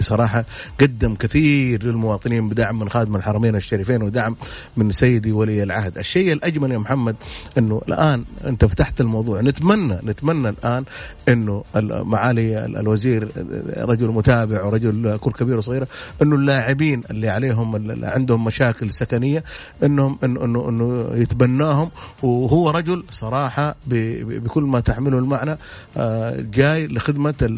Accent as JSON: {"language": "Arabic", "country": "Saudi Arabia", "said": "احنا كسعوديين"}